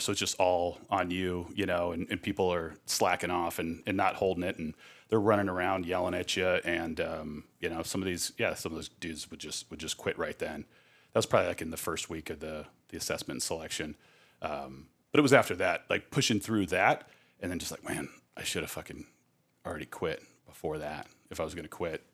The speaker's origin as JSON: {"language": "English", "town": "Scottsdale", "region": "Arizona", "country": "United States", "tie": "born or raised there", "said": "growing up in Scottsdale"}